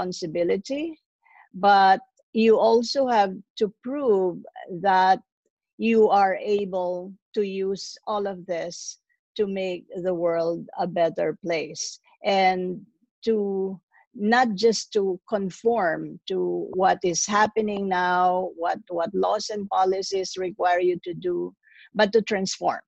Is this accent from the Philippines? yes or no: yes; Philippines; now in New York, United States; I'm originally from the Philippines, but I live in New York